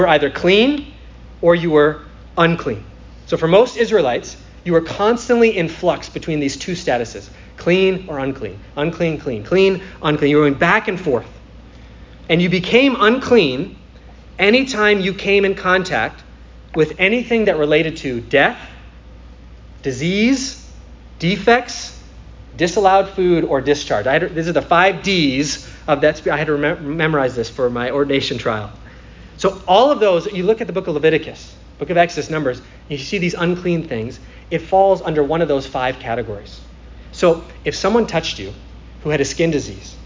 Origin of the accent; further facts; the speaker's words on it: Minnesota, United States; now in Florida, United States; I'm from Minnesota, so it was a religion up there